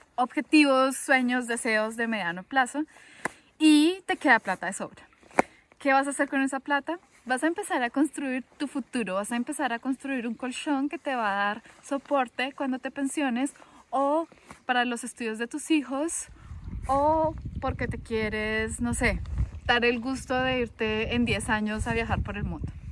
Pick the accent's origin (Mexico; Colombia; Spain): Colombia; yo vengo de Colombia